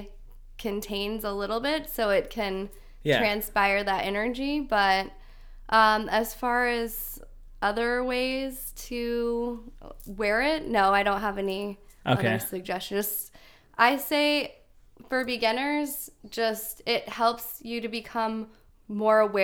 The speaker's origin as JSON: {"language": "English", "region": "Colorado", "country": "United States", "tie": "born or raised there", "moved": "yes", "lives_now": "Arizona, United States", "said": "growing up in Colorado"}